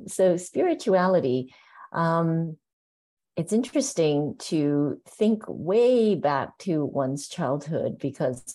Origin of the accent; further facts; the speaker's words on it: Canada; also born or lived in Hong Kong; now in San Francisco, United States; I was born in Hong Kong, and I remember living in Hong Kong at the time. And my family, we moved to Canada when I was about 6 or 7 years old